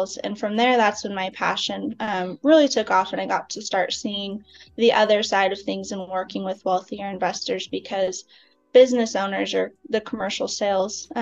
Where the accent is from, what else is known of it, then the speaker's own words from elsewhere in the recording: Phoenix, Arizona, United States; moved away as an adult; now in Dallas, United States; I'm from Phoenix, Arizona. I lived there for 30 years